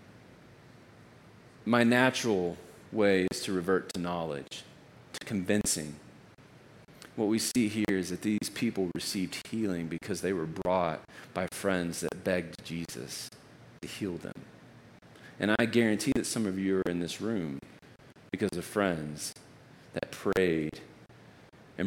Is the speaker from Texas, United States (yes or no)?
yes; Texas, United States; I'm from Texas.